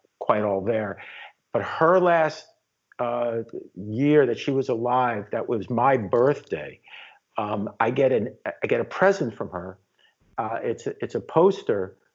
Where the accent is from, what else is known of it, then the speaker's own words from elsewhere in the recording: New York City, New York, United States; I'm from the Upper West Side of Manhattan originally, and that's where I was born and raised.